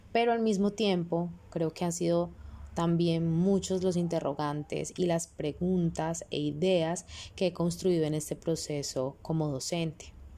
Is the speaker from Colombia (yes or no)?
yes; Colombia; mi rol como ciudadana colombiana